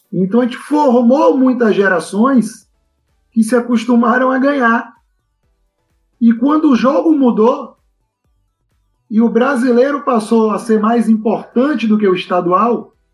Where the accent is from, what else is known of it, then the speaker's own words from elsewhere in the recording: Brazil; eu acho que esse ponto ele já começa com um traço cultural nosso enquanto brasileiros.